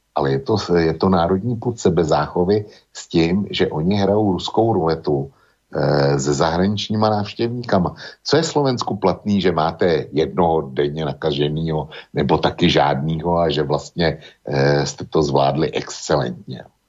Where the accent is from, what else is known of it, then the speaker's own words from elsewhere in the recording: Bohemia, Czechia; U nás v Čechách